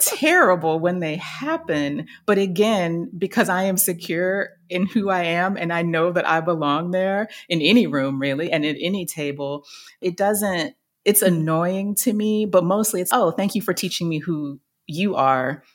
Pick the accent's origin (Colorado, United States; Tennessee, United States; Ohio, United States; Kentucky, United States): Tennessee, United States; Chattanooga; moved away; I ended up working in local government in my hometown of Chattanooga, Tennessee